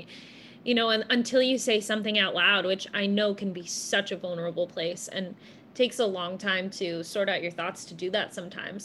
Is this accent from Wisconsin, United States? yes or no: yes; Wisconsin, United States; I'm from Wisconsin